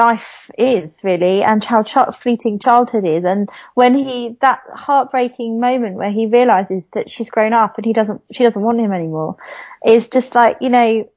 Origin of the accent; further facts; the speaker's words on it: London, United Kingdom; I grew up in Southeast London with a tiny strip of grass and concrete as my back garden